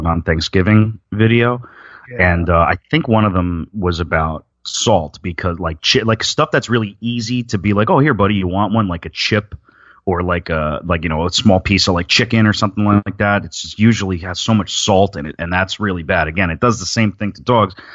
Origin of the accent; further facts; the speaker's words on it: New Jersey, United States; accent: New Jersey; in New Jersey, we put a W in there somewhere